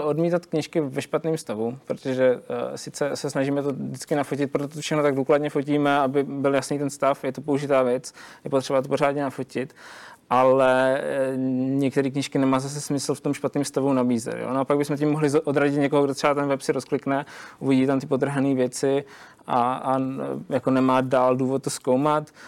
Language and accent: Czech; Zlín, Zlín Region, Czechia; u nás ve Zlíně